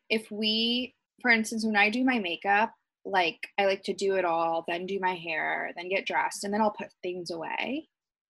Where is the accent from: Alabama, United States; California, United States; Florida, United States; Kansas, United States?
Kansas, United States; Wichita; moved away as an adult; now in Los Angeles, United States; we grew up in Wichita, Kansas, like back home